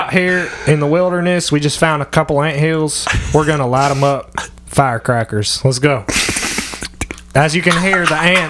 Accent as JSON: {"language": "English", "town": "Raleigh", "region": "North Carolina", "country": "United States", "said": "I'm from Wake County, you know, Raleigh, the Triangle area."}